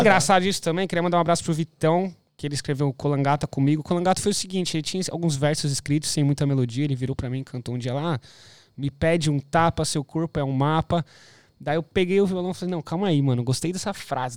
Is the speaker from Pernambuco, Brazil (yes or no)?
no; São Bernardo do Campo, São Paulo, Brazil; moved away as an adult; now in Gold Coast, Australia; sou de São, pa... de São Bernardo